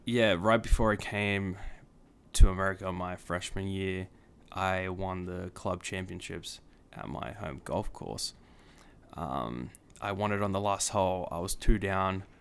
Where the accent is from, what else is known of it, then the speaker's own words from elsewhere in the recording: Sydney, New South Wales, Australia; moved away as an adult; also born or lived in Kansas; now in United States; born and raised in Sydney, Australia for eighteen years of my life